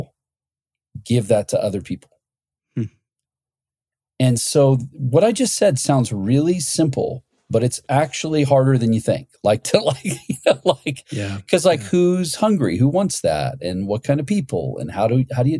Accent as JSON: {"language": "English", "region": "Ohio", "country": "United States", "tie": "born or raised there", "said": "I grew up in Ohio"}